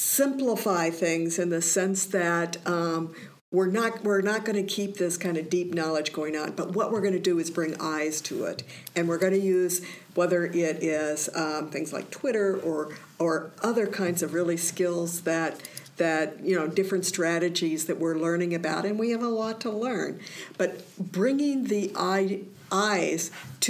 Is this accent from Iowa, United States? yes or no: yes; Iowa, United States; now in Maine, United States; growing up in Iowa, we didn't hear people saying things like that.